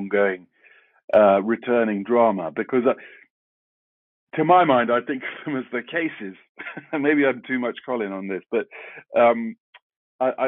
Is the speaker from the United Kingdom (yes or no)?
yes; London, United Kingdom; I grew up in South London, and I went to school in South London.